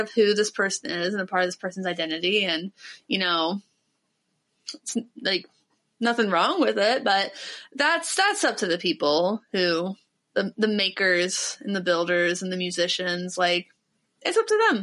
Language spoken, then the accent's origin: English; Ohio, United States; I'm from Ohio.